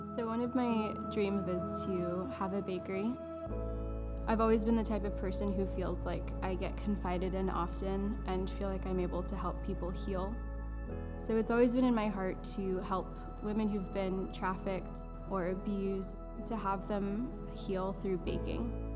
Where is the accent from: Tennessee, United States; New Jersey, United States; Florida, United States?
Florida, United States; growing up in Florida my whole life